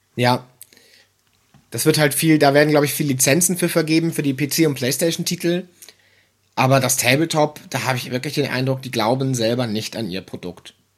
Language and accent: German; Kiel, Schleswig-Holstein, Germany; moved away; in meiner alten Heimatstadt in Kiel